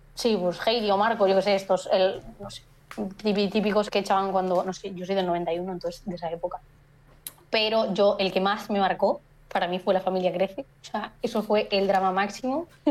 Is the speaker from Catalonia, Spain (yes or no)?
no; Galicia, Spain